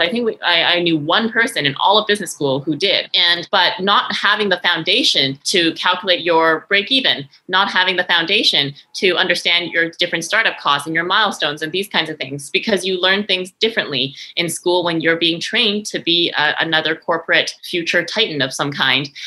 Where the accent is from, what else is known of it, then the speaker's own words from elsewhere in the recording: Victoria, British Columbia, Canada; also born or lived in Montreal, Canada / France; I'm originally born in Victoria, BC